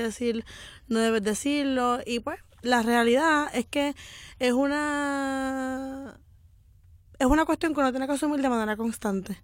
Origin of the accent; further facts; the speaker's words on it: Morovis, Puerto Rico; yo soy de Morovi, de un pueblo de gente blanca